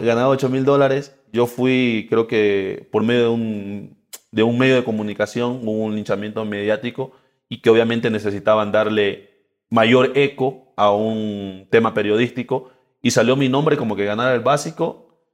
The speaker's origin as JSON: {"language": "Spanish", "region": "Esmeraldas", "country": "Ecuador", "tie": "born or raised there", "moved": "as an adult", "said": "Soy del barrio Nueva Esperanza Norte. Barrio Nueva Esperanza Norte, ahí pasé gran parte de mi infancia"}